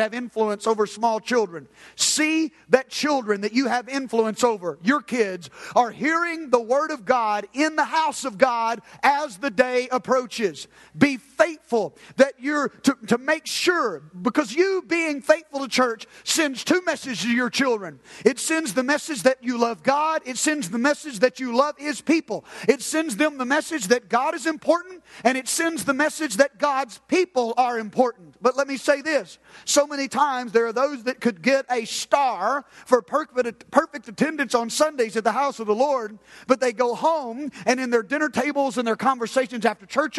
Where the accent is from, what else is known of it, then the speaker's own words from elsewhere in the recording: United States; I'm an American believer